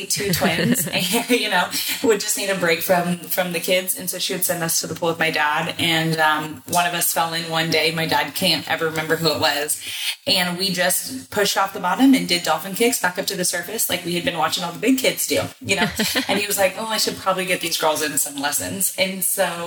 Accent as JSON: {"language": "English", "town": "Houston", "region": "Texas", "country": "United States", "tie": "born or raised there", "said": "I'm from Houston."}